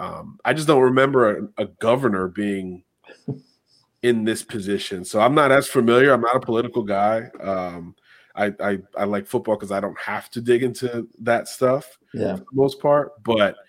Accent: Miami, Florida, United States; I'm from Miami.

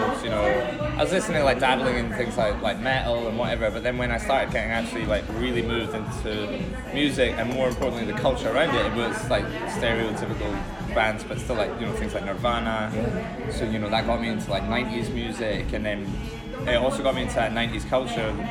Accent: Edinburgh, Scotland, United Kingdom; moved away as an adult; also born or lived in Aberdeen; now in London, United Kingdom; I grew up in Edinburgh

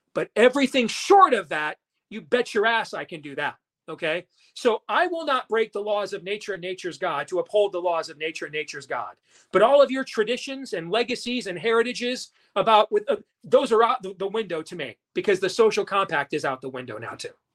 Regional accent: Iowa, United States; my home state of Iowa.

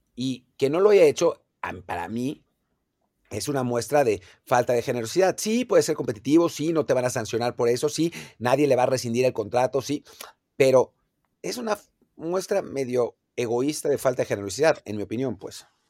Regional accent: Mexico; como aficionado mexicano

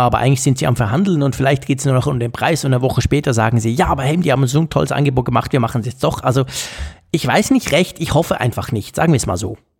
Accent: Switzerland; als Schweizer

